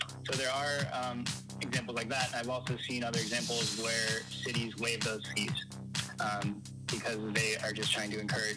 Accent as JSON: {"language": "English", "town": "Portland", "country": "United States", "tie": "born or raised there", "moved": "yes", "lives_now": "Billings, United States", "said": "my hometown in Portland"}